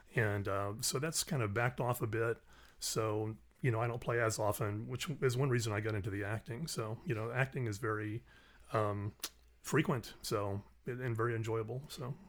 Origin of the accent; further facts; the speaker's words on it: Orlando, Florida, United States; moved away as an adult; also born or lived in the Carolinas; now in Kentucky, United States; originally from Orlando, Florida.